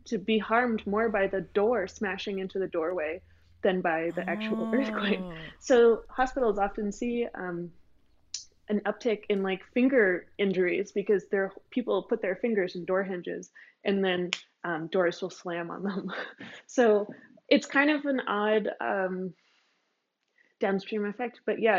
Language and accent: English; Massachusetts, United States; I grew up in Massachusetts